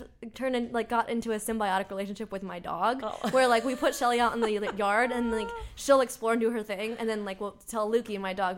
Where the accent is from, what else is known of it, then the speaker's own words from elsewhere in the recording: Bay Area, California, United States; I'm from the Bay Area, but I started traveling back and forth to LA to work on music